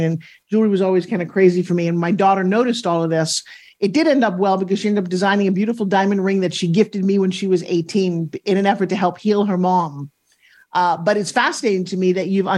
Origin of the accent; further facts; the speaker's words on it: New York, United States; I'm from New York, and we talk fast.